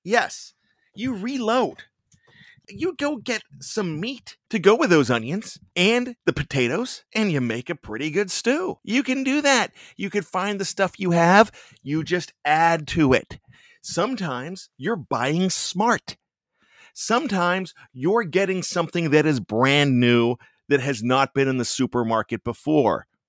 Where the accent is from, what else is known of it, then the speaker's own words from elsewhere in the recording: Johnstown, Pennsylvania, United States; accent: Yinzer; I've got my pseudo Yinzer accent that I like to bust in every once in a while because I am from Western Pennsylvania, Johnstown, P A.